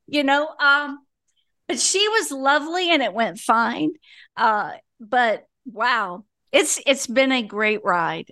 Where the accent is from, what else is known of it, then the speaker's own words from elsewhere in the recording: Floyds Knobs, Indiana, United States; now in Birmingham, United States; Floyd's Knobs, Indiana